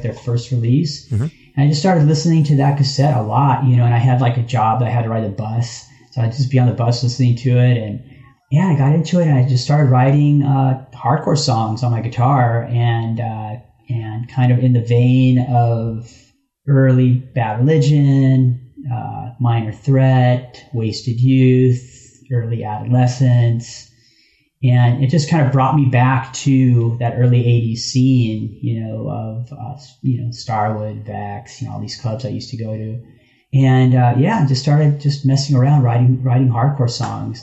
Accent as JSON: {"language": "English", "town": "Los Angeles", "region": "California", "country": "United States", "tie": "born or raised there", "said": "who I grew up with in in Hollywood, him and Flea."}